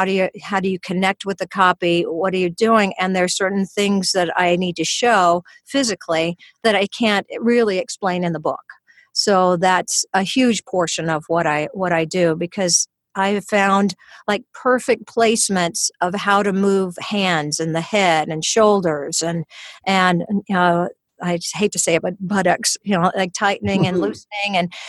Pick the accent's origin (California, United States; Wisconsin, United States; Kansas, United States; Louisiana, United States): Louisiana, United States; accent: Louisiana; Louisiana. So I came with a little bit of Louisiana accent. And so as I was losing it, people thought I was from England. And when I would go back to Louisiana, they thought I was from New York.